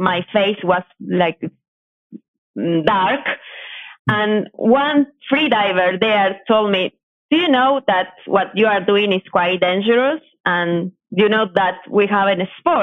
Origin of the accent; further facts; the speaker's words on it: coast of Buenos Aires, Buenos Aires Province, Argentina; I am from Argentina. I grew up next to the coast of Buenos Aires.